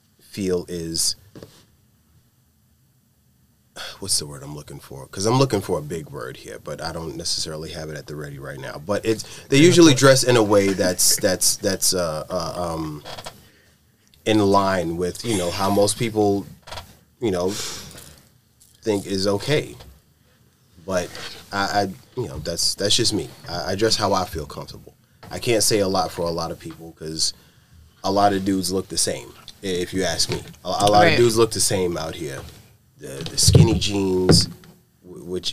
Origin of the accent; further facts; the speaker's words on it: New York City, New York, United States; also born or lived in Bedford-Stuyvesant, Brooklyn; I was born in Coney Island